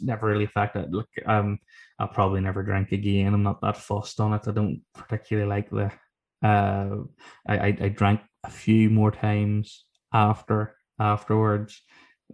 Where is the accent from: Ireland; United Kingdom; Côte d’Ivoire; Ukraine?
Ireland